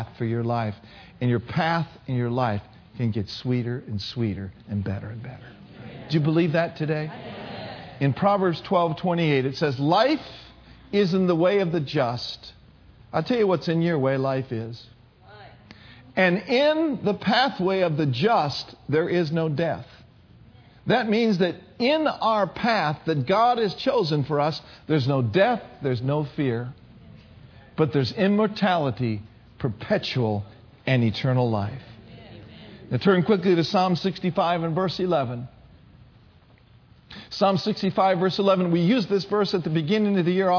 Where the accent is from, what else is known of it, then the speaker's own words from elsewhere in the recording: Minneapolis, Minnesota, United States; moved away; I grew up in the north. I'm from Minneapolis, Minnesota.